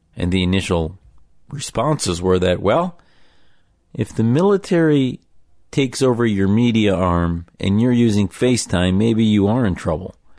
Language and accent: English; United States